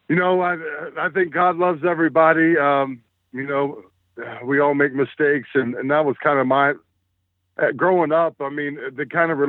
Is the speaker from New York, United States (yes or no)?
no; Cincinnati, Ohio, United States; I grew up in Ohio, Cincinnati, Ohio, all my life. I've been here 47 years now